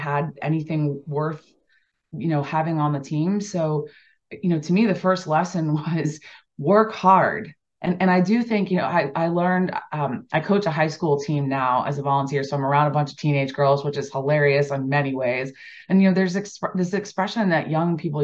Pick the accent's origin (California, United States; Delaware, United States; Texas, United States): Delaware, United States; I grew up in Delaware, so you know, East Coast lacrosse for sure was prevalent